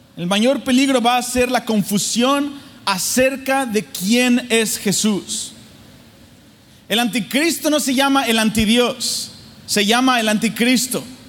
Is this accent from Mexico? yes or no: yes; Mexico City, Mexico; la Ciudad de México donde yo nací. Yo nací en el, en el cepo, así, súper difícil mi ciudad en México, Distrito Federal